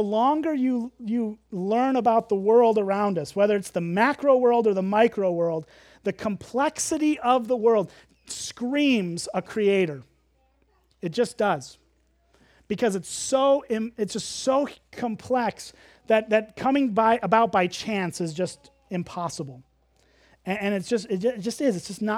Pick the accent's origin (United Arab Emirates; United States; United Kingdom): United States; Illinois; and I grew up as a city kid. I grew up in the Chicago suburbs. Really, you could see like 5 stars. You could actually count the stars in Chicago.